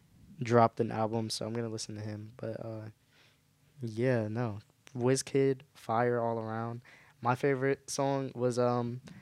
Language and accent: English; New Jersey, United States; I'm from New Jersey